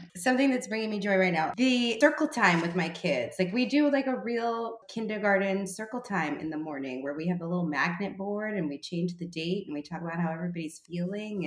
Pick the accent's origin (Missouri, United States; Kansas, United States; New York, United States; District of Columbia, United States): New York, United States; New York City; growing up in the Bronx